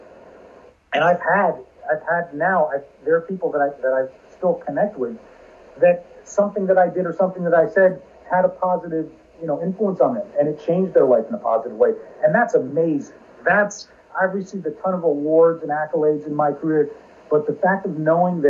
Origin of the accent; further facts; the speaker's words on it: New Jersey, United States; also born or lived in Virginia; I'm from Jersey.